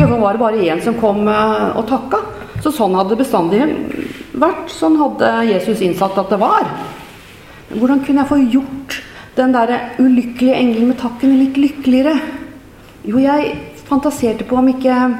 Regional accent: Nøtterøy, Vestfold, Norway; also born or lived in Trøsberg; menighetshuset hjemme på Teie på Nøtterøy, der jeg har vokst opp

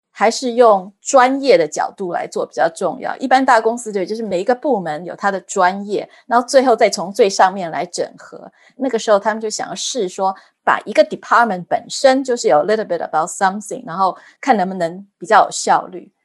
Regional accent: Taiwan; moved away as an adult; also born or lived in Germany; now in United States; 我是土生土长的台湾人，然后我在台湾念了台大医学院

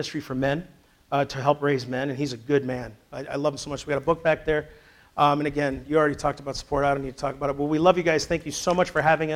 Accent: Sleepy Eye, Minnesota, United States; moved away; I grew up in Sleepy Eye, Minnesota, Little House on the Prairie.

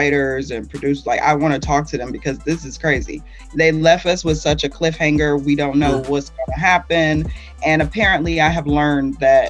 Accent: Atlanta, Georgia, United States; moved away as an adult; also born or lived in California; I was raised in Atlanta

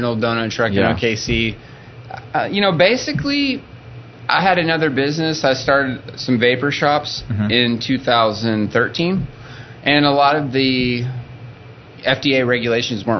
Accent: Cherokee, Oklahoma, United States; moved away as an adult; now in Oklahoma City, United States; I'm from Northwest Oklahoma, a thriving metropolis of Cherokee, Oklahoma

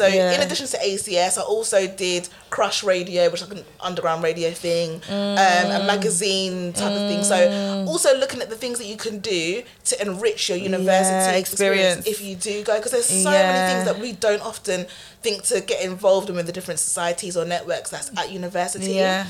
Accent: Ghana; But it's funny because here I'm just like, well, I'm from Ghana.

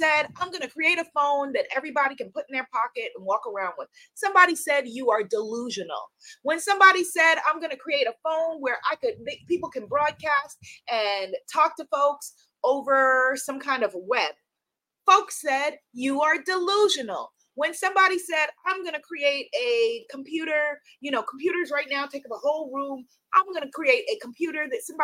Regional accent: New York, United States; I live in New York. I'm a New Yorker

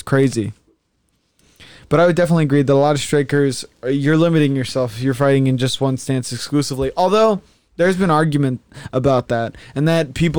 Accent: United States; as an American

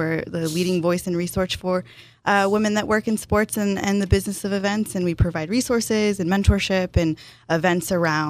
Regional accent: Walnut, California, United States; moved away as an adult; now in San Diego, United States; So I grew up in a city called Walnut. It's about 2 hours north of here

